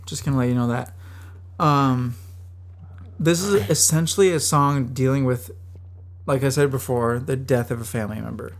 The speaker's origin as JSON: {"language": "English", "region": "Minnesota", "country": "United States", "said": "I'm from Minnesota"}